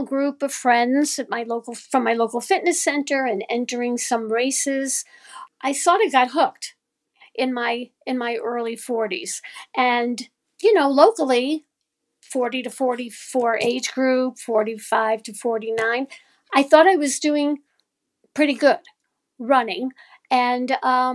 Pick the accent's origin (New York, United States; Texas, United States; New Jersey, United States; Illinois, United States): New York, United States; New York City; now in Cleveland, United States; I grew up in New York. I'm from Brooklyn, New York, originally